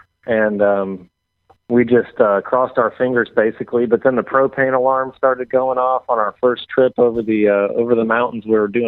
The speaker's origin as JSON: {"language": "English", "town": "Seattle", "region": "Washington", "country": "United States", "tie": "born or raised there", "also_born_or_lived": "Southern California / North Carolina", "lives_now": "Nashville, United States", "said": "Well, I was born in Southern California, grew up in Seattle, North Carolina, and my family moved around a lot when I was growing up with me and my brother and my mom."}